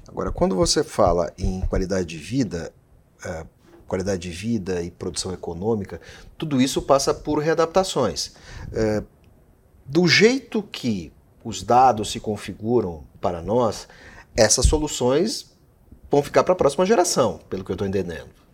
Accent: Rio Grande do Sul, Brazil; eu sou do Rio Grande do Sul

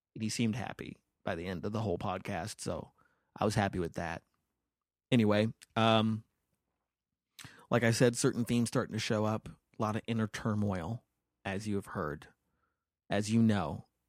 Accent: United States; I was born in the United States of America

